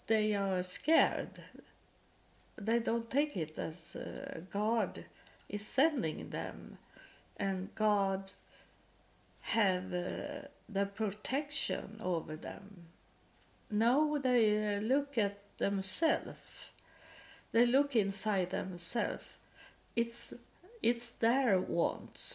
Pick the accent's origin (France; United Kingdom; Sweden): Sweden; accent: Swedish; English is a second language; moved away as an adult; also born or lived in United States; when I come back to Sweden, I had hard with the Swedish languages.